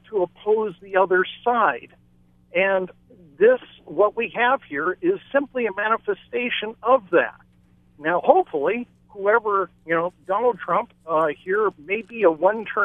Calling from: Maui, Hawaii, United States; I'm calling from Maui

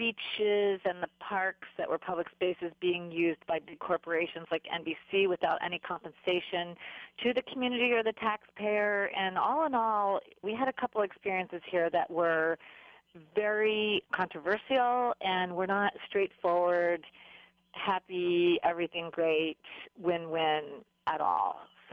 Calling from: Kailua-Kona, Hawaii, United States; I'm calling from Kailua Kona

